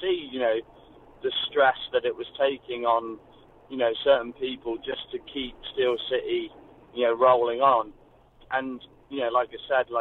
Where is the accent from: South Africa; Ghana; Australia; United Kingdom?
United Kingdom; England; moved away as an adult; I've just coming over here as an English guy